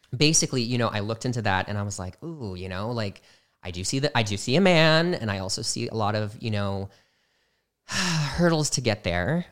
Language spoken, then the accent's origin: English; Midwest, United States; moved away; I was from the Midwest